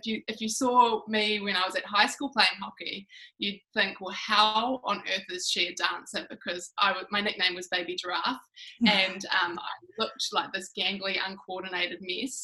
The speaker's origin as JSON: {"language": "English", "town": "Whangarei", "region": "Northland", "country": "New Zealand", "tie": "born or raised there", "said": "growing up in Whangarei"}